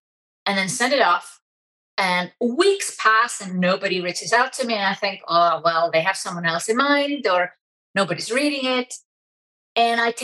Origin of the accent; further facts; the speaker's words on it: Iceland; moved away as an adult; also born or lived in Germany; I'm originally from Iceland